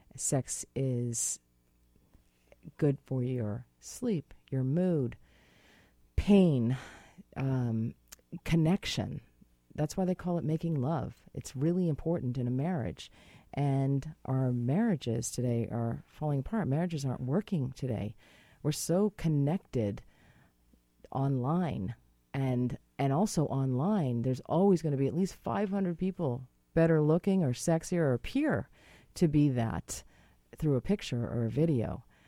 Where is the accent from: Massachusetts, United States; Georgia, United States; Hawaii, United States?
Massachusetts, United States; Boston; now in British Columbia, Canada; I am from Boston